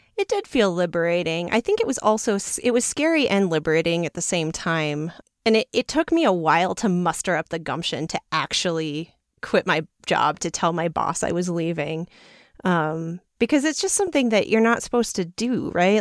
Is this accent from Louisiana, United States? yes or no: no; New York City, New York, United States; I come from New York City, which is not necessarily known for being the most outdoorsy place